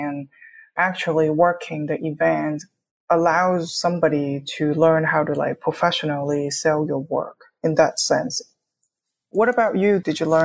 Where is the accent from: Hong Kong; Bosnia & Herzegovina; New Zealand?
Hong Kong; moved away as an adult; also born or lived in New York, United States / Gainesville, Florida, United States; now in Kansas City, United States; I was born and raised in Hong Kong